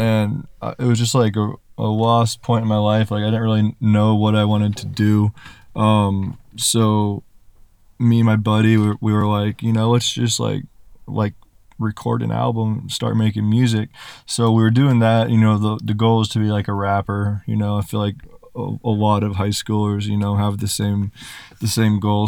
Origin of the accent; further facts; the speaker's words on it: Kansas, United States; I'm from Kansas